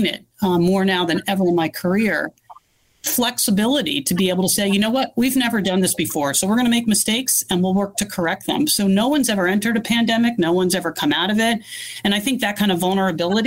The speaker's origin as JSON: {"language": "English", "region": "East Coast", "country": "United States", "also_born_or_lived": "Northern California", "moved": "as an adult", "lives_now": "California, United States", "said": "I'm originally from the East Coast"}